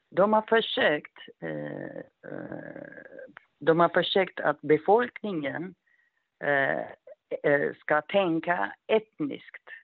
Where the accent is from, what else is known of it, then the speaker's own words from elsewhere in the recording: Ethiopia; Swedish is a second language; Men vi allihopa är etiopier. Vet du, under TPLF-tid, man kan inte säga att landet är Etiopia och är, vi är etiopier.